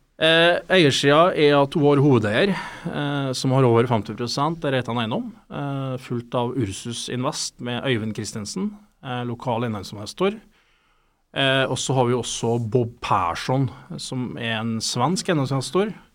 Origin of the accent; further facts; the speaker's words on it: Steinkjer, Trøndelag, Norway; Jeg er trønder, opprinnelig fra Steinkjer